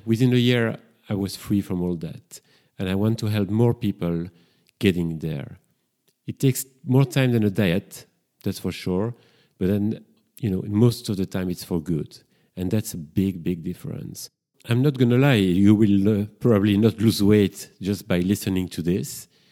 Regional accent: Brussels, Brussels-Capital Region, Belgium; accent: French; English is a second language; now in London, United Kingdom; I've been living in London for quite a few years, and I'm originally from Brussels. That's why I've got this strong French accent

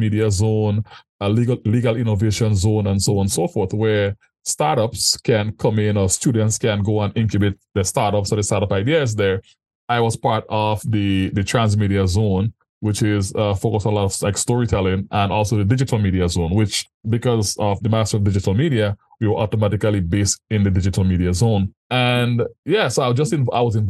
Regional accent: Paradise, Saint Andrew, Grenada; moved away as an adult; also born or lived in Mexico; now in Canada; I was born and raised in Grenada, in St. Mm-hmm. Andrew, Paradise to be exact

